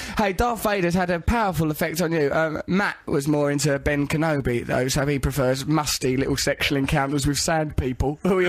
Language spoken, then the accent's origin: English; England, United Kingdom; We're English. People like that.